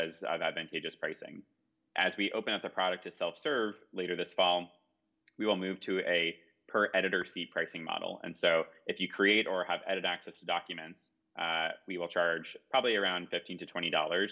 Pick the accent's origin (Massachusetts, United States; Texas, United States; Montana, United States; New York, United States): New York, United States; We're here in New York, where I grew up